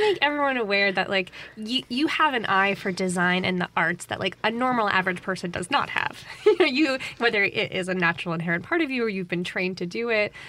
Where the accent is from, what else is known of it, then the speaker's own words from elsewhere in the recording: Connecticut, United States; moved away as an adult; now in Jackson, United States; I'm originally from Connecticut, but as I tell people, I've been living in Jackson for over ten years